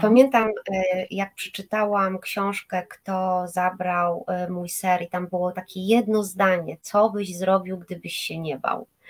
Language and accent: Polish; Bydgoszcz, Kuyavian-Pomeranian Voivodeship, Poland; moved away as an adult; now in Gdańsk, Poland; Ja pochodzę z Bydgoszczy, tam się urodziłam i tam też e, ukończyłam liceum medyczne